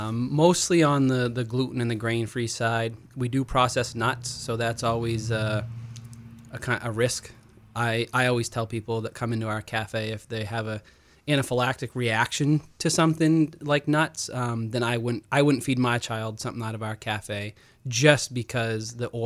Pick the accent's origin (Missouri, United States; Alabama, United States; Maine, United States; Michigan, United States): Maine, United States; Rumford; Yeah, well, actually, I'm from Rumford originally.